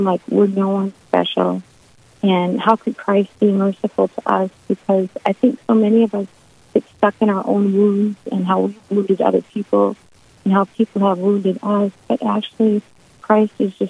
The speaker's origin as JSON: {"language": "English", "region": "South Dakota", "country": "United States", "tie": "born or raised there", "also_born_or_lived": "Bowdle, South Dakota / Mobridge, South Dakota", "moved": "as an adult", "lives_now": "Mandan, United States", "said": "I grew up in South Dakota"}